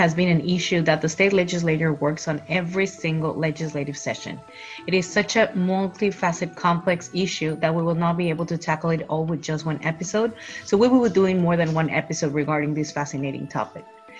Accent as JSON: {"language": "English", "country": "Mexico", "moved": "yes", "said": "I come from Mexico, and even though I live in a very affluent neighborhood and was very privileged, I experience water scarcity from time to time."}